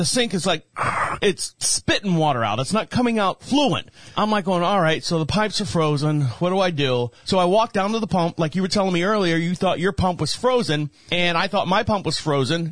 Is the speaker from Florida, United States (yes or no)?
yes; Florida, United States; now in North Carolina, United States; I'm from Florida